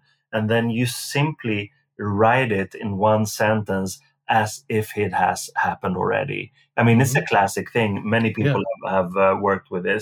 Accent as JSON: {"language": "English", "country": "Sweden", "tie": "born or raised there", "said": "growing up in Sweden when I did"}